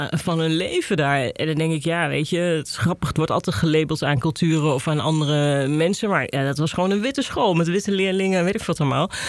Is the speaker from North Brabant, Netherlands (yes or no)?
no; Gelderland, Netherlands; kom dan uit de Achterhoek.